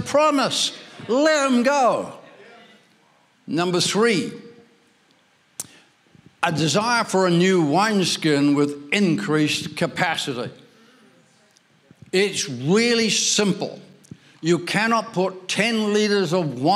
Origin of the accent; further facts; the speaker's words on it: Ireland; I'm Irish, I was born there